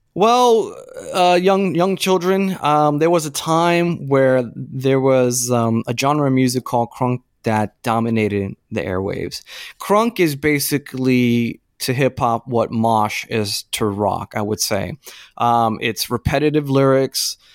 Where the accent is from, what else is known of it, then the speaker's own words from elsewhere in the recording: Florida, United States; growing up in Florida in nineteen ninety, what, six, nineteen ninety-seven